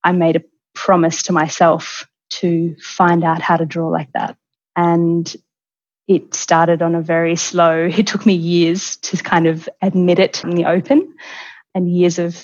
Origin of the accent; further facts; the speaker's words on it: Melbourne, Victoria, Australia; moved away as an adult; now in Florence, Italy; I'm originally from Melbourne, and I have been living in Florence